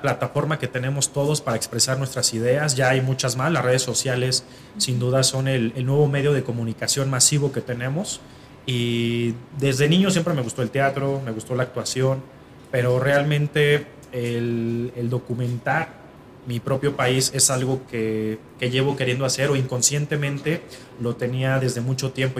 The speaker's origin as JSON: {"language": "Spanish", "country": "Mexico", "said": "como cualquier mexicano, tengo un amor muy grande por mi país."}